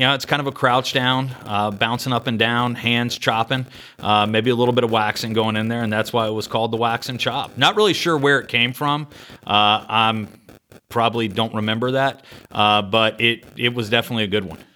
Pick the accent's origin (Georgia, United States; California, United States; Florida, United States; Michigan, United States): Georgia, United States; Sandy Springs; I grew up in Atlanta, uh, in Sandy Springs, went to Riverwood High School